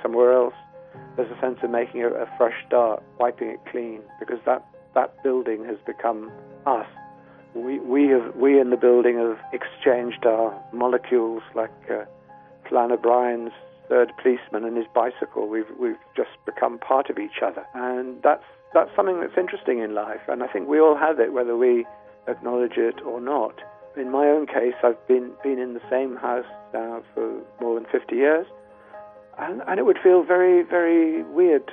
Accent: South Wales, United Kingdom; now in London, United Kingdom; I grew up in South Wales

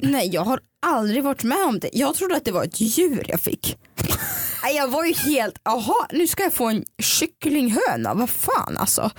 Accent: Dalarna County, Sweden; jag växte upp i Dalarna

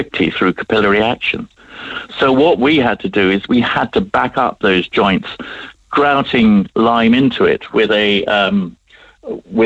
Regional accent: England, United Kingdom; accent: English; moved away as an adult; now in Cork, Ireland; my English accent, but I've been here since 1986, and I've virtually got the Cork passport

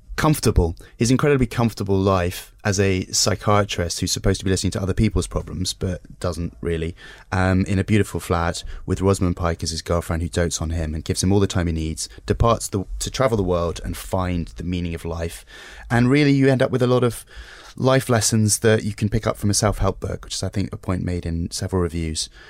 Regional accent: United Kingdom; as a Brit

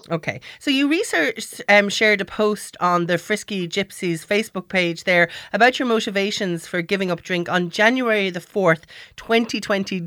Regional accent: Ireland; as Irish people

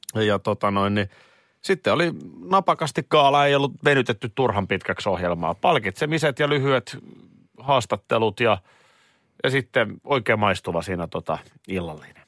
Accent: Nurmijärvi, Uusimaa, Finland; moved away; mun juuret mun suku. Joo. Tavallaan mistä mä olen tullut, niin se on Nurmijärvi.

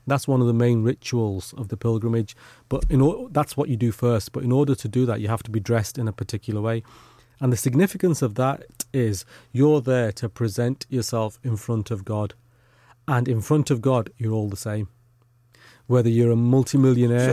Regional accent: United Kingdom; not only were we born here, but our parents were born here as well. So we're, you know, as British as the day is long.

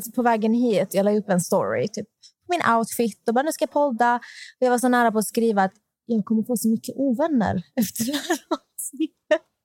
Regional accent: Malmö, Skåne, Sweden; jag är från Malmö

